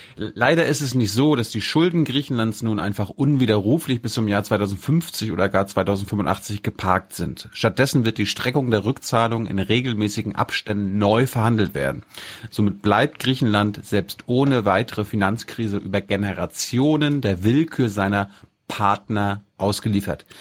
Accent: Mecklenburg-Vorpommern, Germany; Ich komme ja aus Mecklenburg

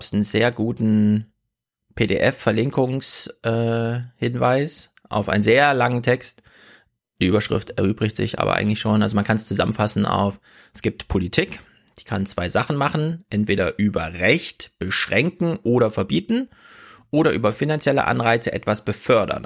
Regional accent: Thuringia, Germany; moved away; Thüringen ist natürlich nur meine Herkunftsheimat.

